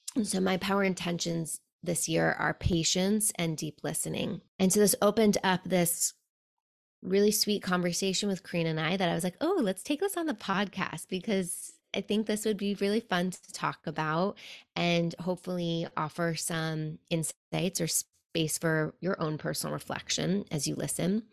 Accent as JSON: {"language": "English", "town": "New York City", "region": "New York", "country": "United States", "tie": "born or raised there", "also_born_or_lived": "Buenos Aires", "said": "growing up in New York City"}